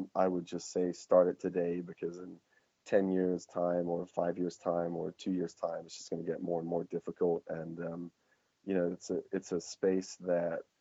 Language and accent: English; England, United Kingdom; moved away; I'm hangover from being English or raised there